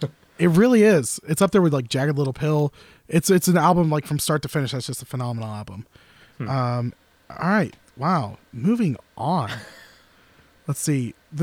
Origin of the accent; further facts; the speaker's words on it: Tampa, Florida, United States; that was in my hometown. That was down in Tampa.